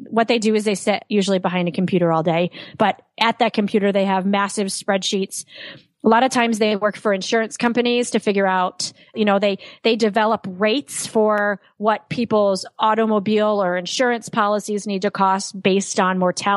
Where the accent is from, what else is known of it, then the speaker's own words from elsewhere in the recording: Saratoga Springs, New York, United States; I was raised in Saratoga Springs, New York, which is an upper middle class city.